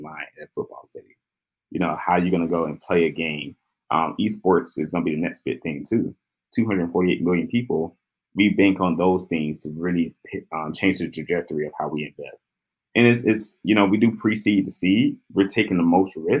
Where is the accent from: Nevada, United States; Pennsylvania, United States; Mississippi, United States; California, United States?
Mississippi, United States; Jackson; I'm from Jackson, Mississippi